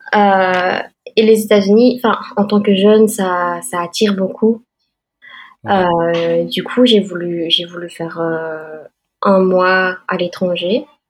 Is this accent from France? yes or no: no; Belgium; moved away as an adult; now in Boston, United States; Je suis née en Belgique